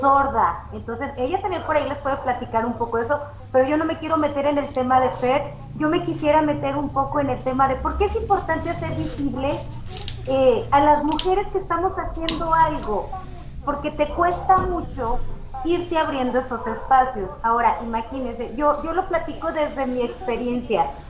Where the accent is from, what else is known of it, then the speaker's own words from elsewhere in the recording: Zacatecas, Mexico; como ciudadanos mexicanos, zacatecanos